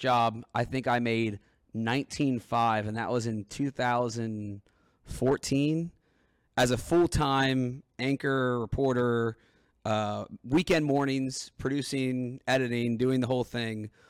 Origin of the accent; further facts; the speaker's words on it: Cincinnati, Ohio, United States; I'm from Cincinnati